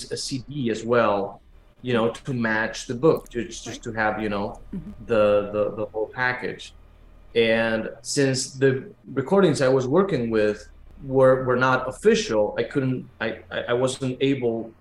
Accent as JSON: {"language": "English", "region": "Buenos Aires", "country": "Argentina", "tie": "born or raised there", "moved": "yes", "said": "I was born in Argentina and raised in Buenos Aires"}